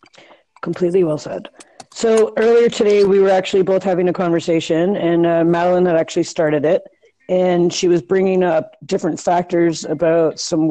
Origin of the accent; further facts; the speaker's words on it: Canada; And I am from Canada.